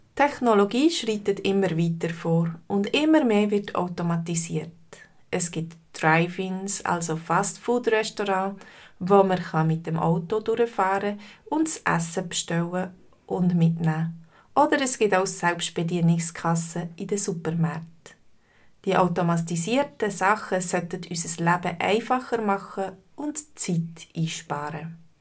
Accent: Switzerland; bei uns in der Schweiz

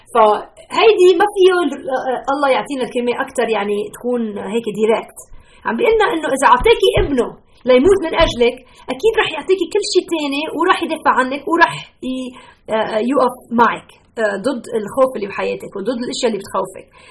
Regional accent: Lebanon; now in Chicago, United States; انا لبنانيه

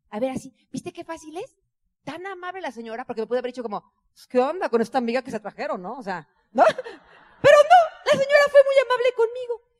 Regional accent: Mexico

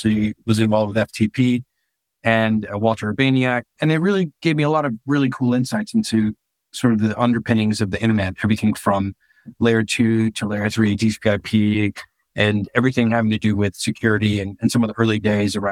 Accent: Honduras; also born or lived in United States; now in United Kingdom; I'm from Honduras, I wasn't able to stay in the US with the visa that I had

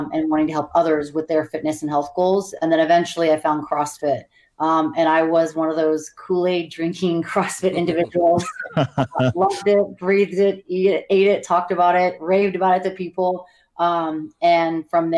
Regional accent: Montana, United States; moved away as an adult; also born or lived in California / Hawaii / Bay Area; now in Las Vegas, United States; I was born in California, but pretty much grew up in Montana

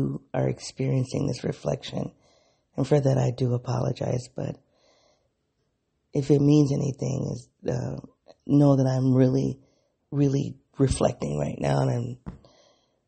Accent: the North, United States; accent: Black English; first language Black English; also born or lived in the South (United States); I am from the North

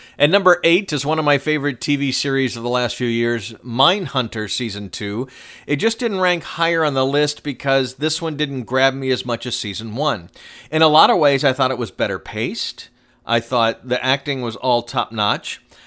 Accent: Atlanta, Georgia, United States; my hometown when I was growing up

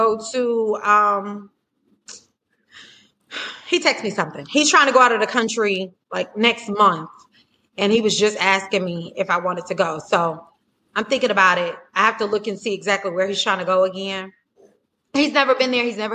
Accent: Florida, United States; moved away; I'm originally from Florida

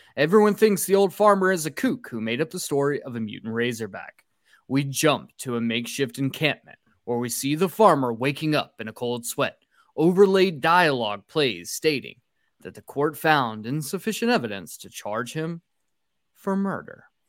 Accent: North Georgia, United States; we're from North Georgia, where deers are absolutely rampant here

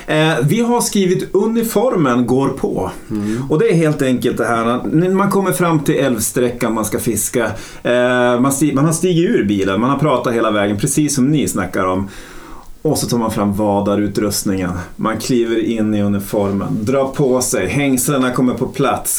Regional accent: Norrland, Sweden; som norrlänningar. Att vi sticker väl ut som norrlänningar

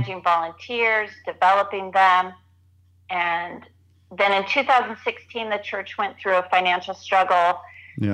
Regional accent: Southern California, United States; moved away as an adult; also born or lived in northern Arizona; now in Arizona, United States; I grew up in Southern California

